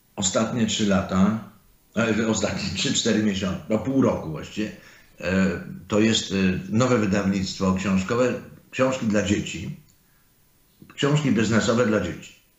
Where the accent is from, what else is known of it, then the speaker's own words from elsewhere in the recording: Zakopane, Lesser Poland, Poland; moved away as an adult; also born or lived in United States; pochodzę z Zakopanego